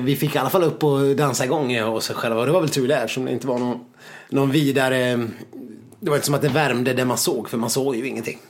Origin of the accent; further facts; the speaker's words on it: Sweden; vi är, vi är klena svenskar